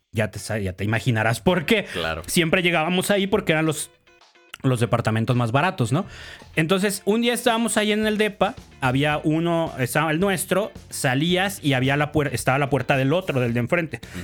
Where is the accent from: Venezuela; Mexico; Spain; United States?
Mexico; como buenos mexicanos payasos mamones